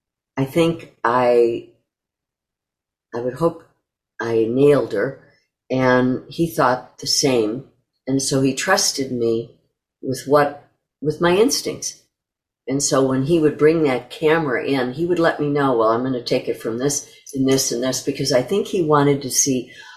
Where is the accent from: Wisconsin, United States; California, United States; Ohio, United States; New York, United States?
New York, United States; I was a stage actress and that I came from New York